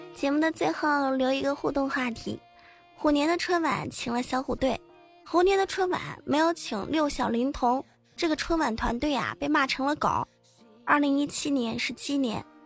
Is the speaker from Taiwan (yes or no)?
no; Hubei, China; 我是湖北人